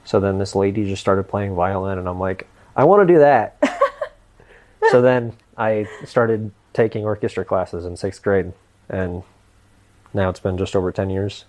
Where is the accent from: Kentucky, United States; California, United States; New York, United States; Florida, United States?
Florida, United States; Tampa; also born or lived in Alaska; I'm from Tampa